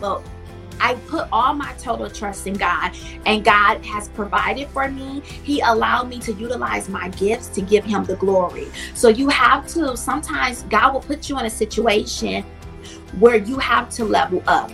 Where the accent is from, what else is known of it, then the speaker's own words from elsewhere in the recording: Milwaukee, Wisconsin, United States; I grew up in Milwaukee, Wisconsin